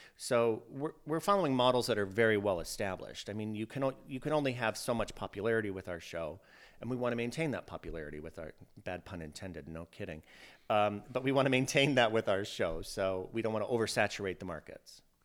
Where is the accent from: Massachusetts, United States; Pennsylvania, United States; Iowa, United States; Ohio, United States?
Iowa, United States; moved away; I grew up in Iowa